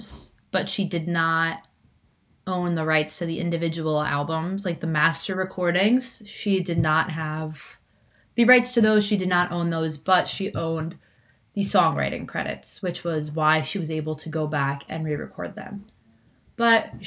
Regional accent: Hudson Valley, an hour and a half from New York City, United States; you get into Grand Central and in an hour and a half, you can be in my hometown

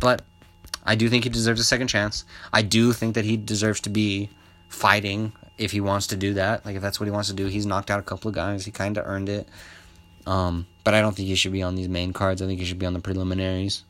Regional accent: Albuquerque, New Mexico, United States; I'm from Albuquerque, born and raised

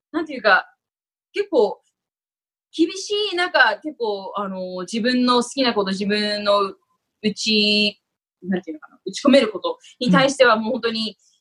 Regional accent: Tokyo, Japan; now in Los Angeles, United States; もともと東京の、東京出身なんですけども

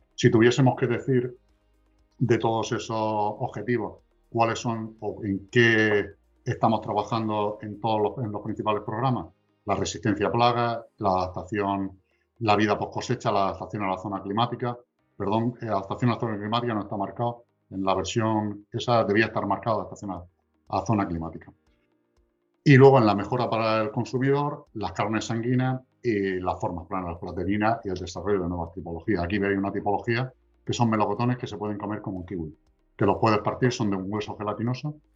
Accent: Region of Murcia, Spain; somos la región de Murcia

